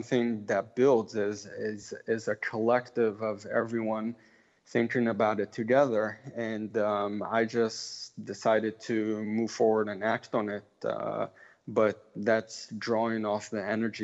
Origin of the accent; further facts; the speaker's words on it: Israel; also born or lived in Memphis, Tennessee; So my family is from Memphis, Tennessee. I grew up in Israel